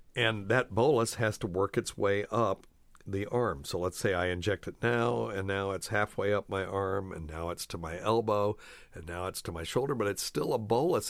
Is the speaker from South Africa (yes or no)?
no; Appalachia, United States; I grew up in Appalachia